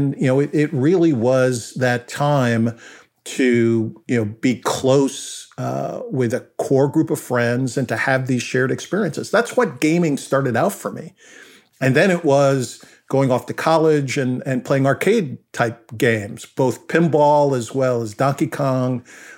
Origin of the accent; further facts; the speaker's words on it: Brentwood, New York, United States; I was fortunate growing up on Long Island in the town called Brentwood.